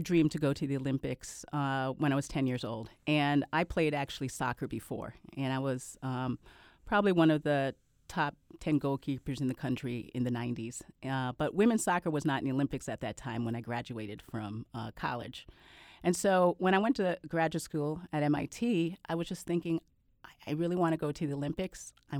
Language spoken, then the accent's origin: English; Canada; born there; Well, I was born in Canada. My parents adopted me when I was 10 months old.